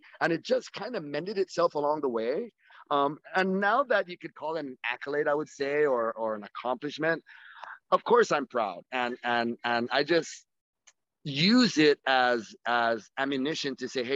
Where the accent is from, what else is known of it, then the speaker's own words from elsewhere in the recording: Saipan, Northern Mariana Islands; we're just from Saipan, we're from a small little rock